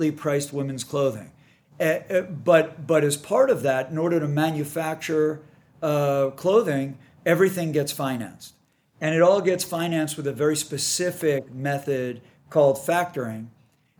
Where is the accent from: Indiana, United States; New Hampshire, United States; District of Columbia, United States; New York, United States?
New York, United States; moved away as an adult; now in San Diego, United States; I'd only lived in New York. Right. And the grind in New York, as I'm sure many of your listeners that live in New York or have spent extended time in New York, the grind is a real thing. And I love it. I don't get me wrong. I'm a New Yorker at heart